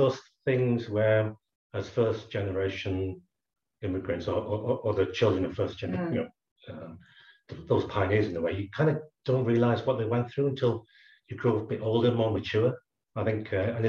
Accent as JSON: {"language": "English", "region": "Scotland", "country": "United Kingdom", "tie": "born there", "said": "So my parents came across from Hong Kong in the 60s, and I was born in Scotland."}